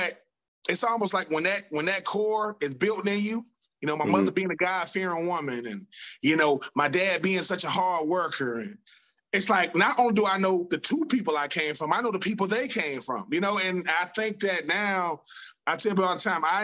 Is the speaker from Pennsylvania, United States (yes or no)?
no; Swainsboro, Georgia, United States; I'm from a little small town, Swainsboro, Georgia, about an hour south of Augusta